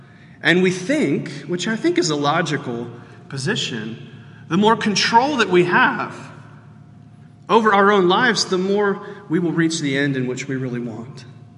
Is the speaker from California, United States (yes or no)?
no; Houston, Texas, United States; I am from Texas.